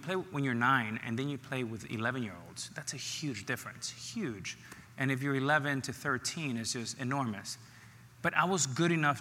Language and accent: English; Miami, Florida, United States; also born or lived in New York City, United States / Dominican Republic; I arrived in Miami at the Boys and Girls Club at 9, and I've been in Miami ever since